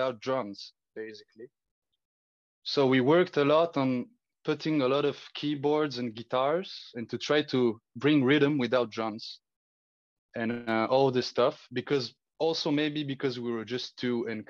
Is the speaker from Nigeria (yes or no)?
no; Bulgaria; now in Geneva, Switzerland; growing up in Bulgaria